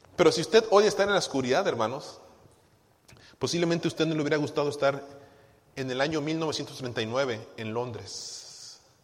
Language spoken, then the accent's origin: Spanish; Guadalajara, Jalisco, Mexico; moved away; Yo recuerdo muy bien de niño en Guadalajara